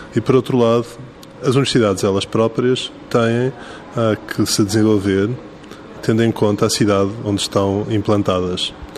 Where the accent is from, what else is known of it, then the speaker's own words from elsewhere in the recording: Lisbon, Portugal; como lisboeta